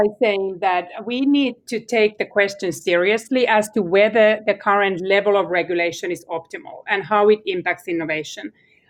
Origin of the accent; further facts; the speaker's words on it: Finland; Alex and I come from Finland